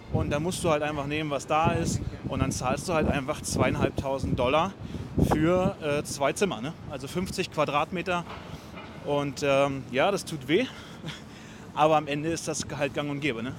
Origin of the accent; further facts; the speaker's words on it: Berlin, Germany; also born or lived in Munich; now in New York, United States; ich komme ja ursprünglich aus Berlin